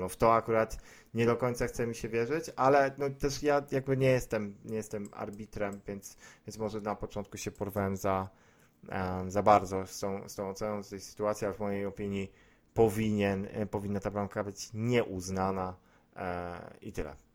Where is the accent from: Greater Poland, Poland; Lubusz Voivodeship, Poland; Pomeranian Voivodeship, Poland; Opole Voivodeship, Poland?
Greater Poland, Poland; Poznań; jestem z Poznania